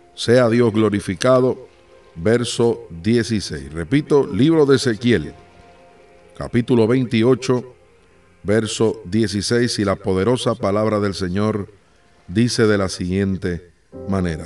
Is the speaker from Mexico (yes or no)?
no; Puerto Rico; now in Uruguay; Soy de Puerto Rico